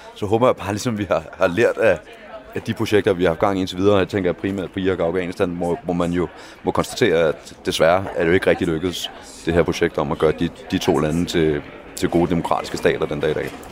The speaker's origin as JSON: {"language": "Danish", "country": "Denmark", "said": "jeg kommer fra Danmark"}